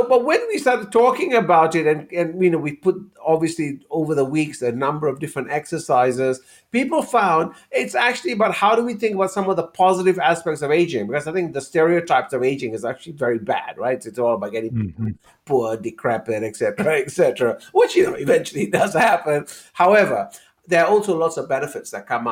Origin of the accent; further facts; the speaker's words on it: Malaysia; moved away; Growing up in Malaysia